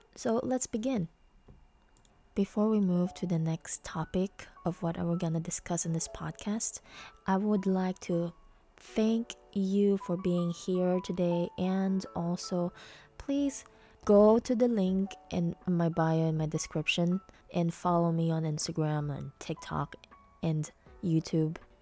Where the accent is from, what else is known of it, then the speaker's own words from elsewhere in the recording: Philippines; I'm a Filipina